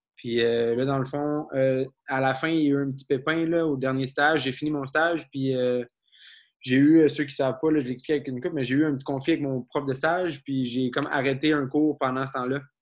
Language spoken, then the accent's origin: French; Abitibi, northern Quebec, Canada; moved away; je viens de la dans le nord du Québec